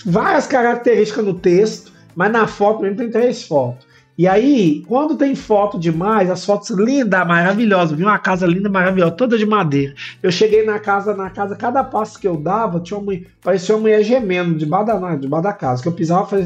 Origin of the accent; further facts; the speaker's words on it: Belo Horizonte, Minas Gerais, Brazil; sou de, da região oeste de Belo Horizonte